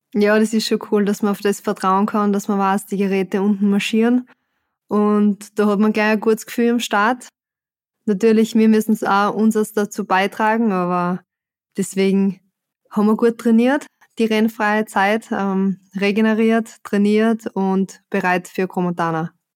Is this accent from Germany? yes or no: no; Austria; als Österreicherin